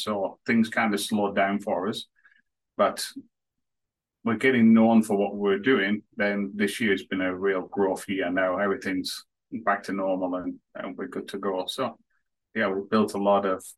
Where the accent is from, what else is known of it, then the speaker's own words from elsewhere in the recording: northwest of England near Manchester, North West England, United Kingdom; moved away as an adult; now in Canada; I was born and raised in England, the northwest of England near Manchester